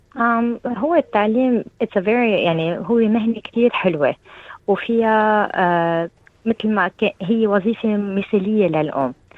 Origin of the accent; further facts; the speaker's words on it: Lebanon; moved away as an adult; now in New South Wales, Australia; نحن عندنا بلبنان